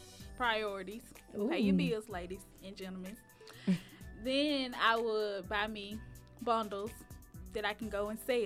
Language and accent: English; Memphis, Tennessee, United States; as she stated. I'm from Memphis, Tennessee.